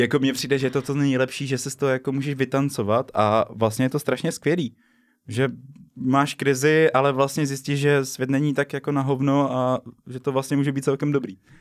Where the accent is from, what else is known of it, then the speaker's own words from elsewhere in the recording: Liberec, Liberec Region, Czechia; now in Brno, Czech Republic; u nás bylo v Liberci